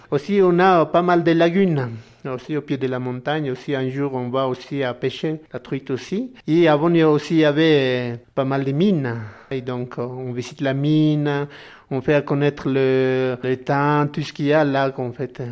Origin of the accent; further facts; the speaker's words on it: Tuni Condoriri, Cordillera Real, Altiplano, La Paz, Bolivia; French is a second language; Je viens de la Cordillera Royale, de l'Altiplano, près de lac en fait